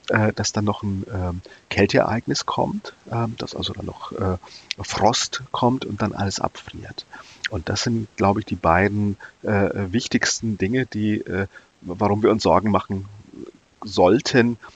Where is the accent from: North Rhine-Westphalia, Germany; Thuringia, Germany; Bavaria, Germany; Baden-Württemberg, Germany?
Bavaria, Germany; Nuremberg; bin dann auch als Jugendlicher zum Bund Naturschutz in Bayern, ich komme aus Nürnberg, gegangen, ja.